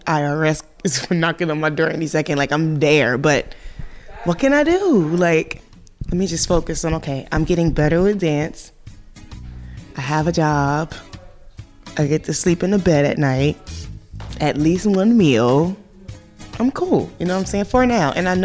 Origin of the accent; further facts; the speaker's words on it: Connecticut, United States; also born or lived in New Jersey; now in New York, United States; I was born in Jersey, raised in Connecticut, living in New York, so tri-state baby